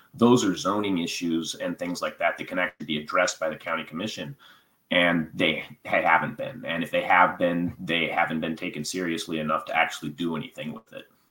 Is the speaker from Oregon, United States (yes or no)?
yes; McKenzie River, Oregon, United States; I grew up on the McKinsey River